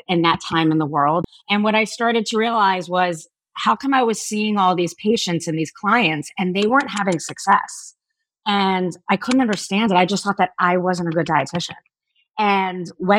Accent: Miami, Florida, United States; I went to school after growing up in Miami, Florida

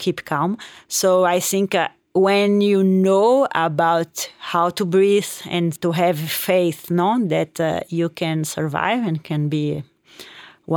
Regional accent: Belo Horizonte, Minas Gerais, Brazil; English is a second language; also born or lived in United States; now in Chamonix, France; I'm from Brazil, Belo Horizonte city, and I'm based in Chamonix in France

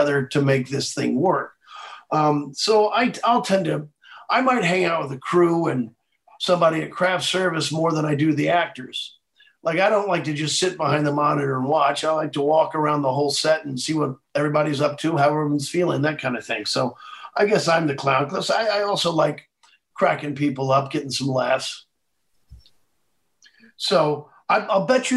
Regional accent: Missouri, United States; I'm from Missouri, we eat steak.

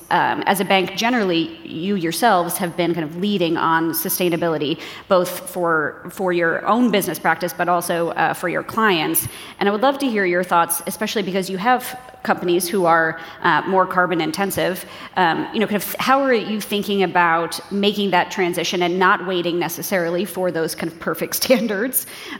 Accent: New York, United States; I'm a New Yorker

